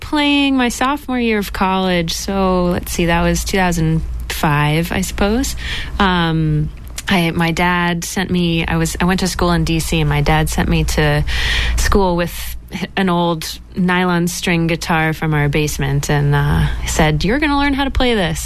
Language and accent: English; Dedham, Massachusetts, United States; also born or lived in Somerville; I'm from Dedham, Massachusetts. I grew up in Dedham.